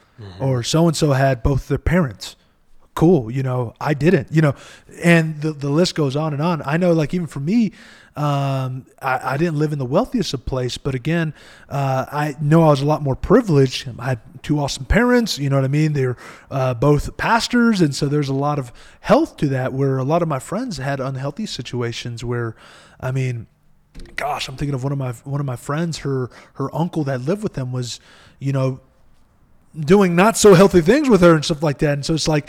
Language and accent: English; Eloy, Arizona, United States; I come from Eloy, Arizona, right? And so we get literally the newspapers listed us as the second worst city to live at in Arizona.